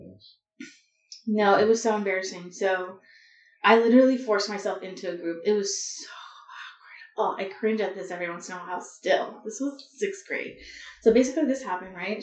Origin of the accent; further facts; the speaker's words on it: Los Angeles, California, United States; I grew up in Southern California, so like a little bit north of downtown LA in the San Fernando Valley